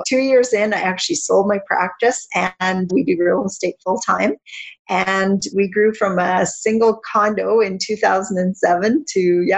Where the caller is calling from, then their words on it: Regina, Saskatchewan, Canada; I am in Regina, Saskatchewan, which is central Canada.